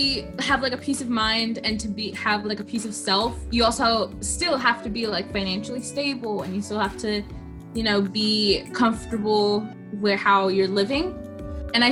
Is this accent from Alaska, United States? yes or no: yes; Eagle River, Alaska, United States; I am 19, almost 20. It's kind of scary. And I'm from Eagle River, Alaska.